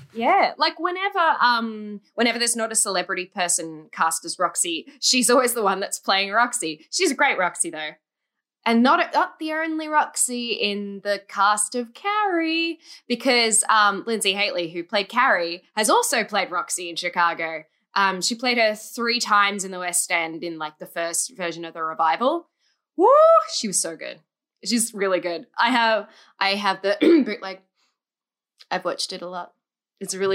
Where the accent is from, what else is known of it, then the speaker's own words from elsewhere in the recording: Australia; I'm from Australia